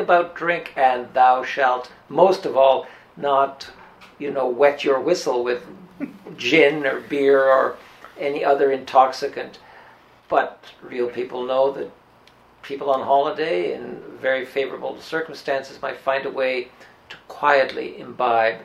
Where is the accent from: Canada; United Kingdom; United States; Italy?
Canada; Barry's Bay, Ontario; growing up in Barry's Bay